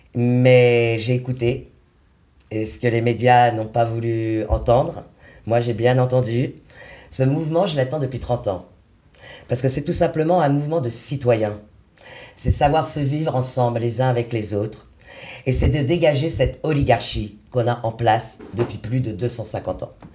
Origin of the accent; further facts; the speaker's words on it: Paris, Île-de-France, France; je suis de Paris, 75